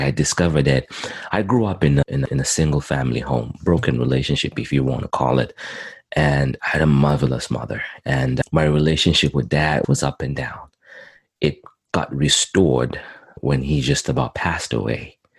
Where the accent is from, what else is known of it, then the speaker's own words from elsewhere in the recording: Zimbabwe; also born or lived in Montreal, Canada; now in Edmonton, Canada; I was born in in Zimbabwe, Southern Africa, and I came to Canada in 2001